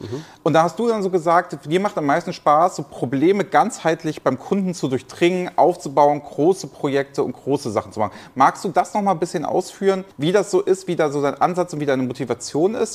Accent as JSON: {"language": "German", "region": "Hamburg", "country": "Germany", "tie": "born or raised there", "said": "Ich bin heute in Hamburg, meiner Heimatstadt"}